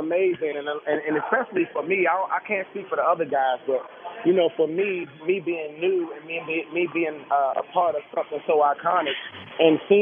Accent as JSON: {"language": "English", "town": "Annapolis", "region": "Maryland", "country": "United States", "said": "I'm from Annapolis, Maryland"}